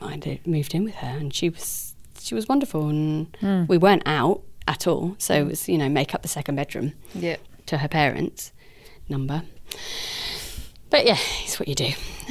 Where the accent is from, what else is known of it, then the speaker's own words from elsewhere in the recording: Guildford, South East England, United Kingdom; accent: fancy; because I'm from Guildford, I sound fancy.